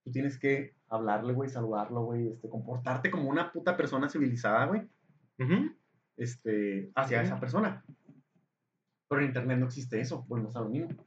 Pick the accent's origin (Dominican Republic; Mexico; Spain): Mexico; aquí en México